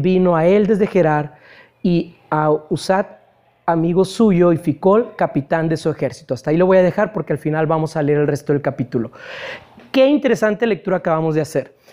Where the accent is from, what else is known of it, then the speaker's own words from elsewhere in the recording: Ciudad Mante, Tamaulipas, Mexico; moved away; allá en mi ciudad natal, yo no sé si sepan que yo soy de Ciudad Mante